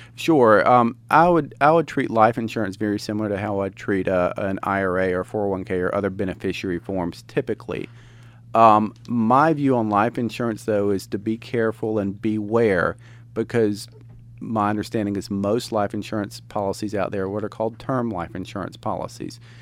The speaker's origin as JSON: {"language": "English", "town": "Commerce", "region": "Georgia", "country": "United States", "tie": "born or raised there", "lives_now": "Gainesville, United States", "said": "I grew up in Commerce, which is not terribly far away"}